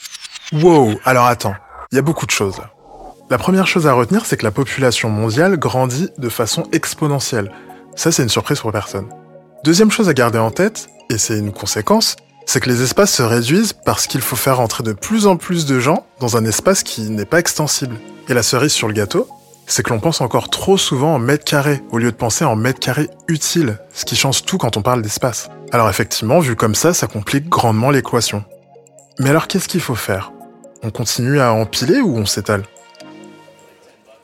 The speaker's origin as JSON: {"language": "French", "country": "France", "said": "chez nous, en France, en Europe"}